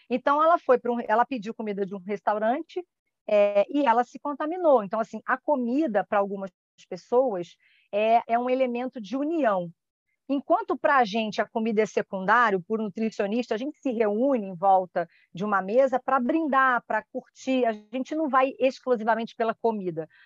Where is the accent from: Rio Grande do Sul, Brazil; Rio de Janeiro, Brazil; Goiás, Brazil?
Rio de Janeiro, Brazil; now in Niterói, Brazil; Porque eu sou do Rio mas eu moro em Niterói.